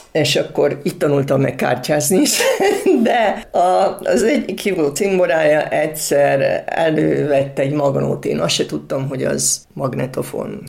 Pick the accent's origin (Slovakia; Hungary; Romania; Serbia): Serbia; Subotica, Vojvodina; én kint kisbajnokban laktam és éltem